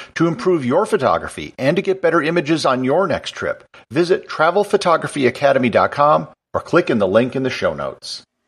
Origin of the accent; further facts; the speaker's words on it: United States; As an American